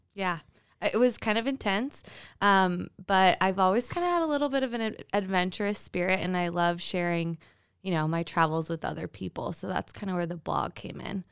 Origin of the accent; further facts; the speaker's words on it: Twin Falls, Idaho, United States; also born or lived in San Francisco, California; now in Boise, United States; grew up in Twin Falls, and then I went to University of Idaho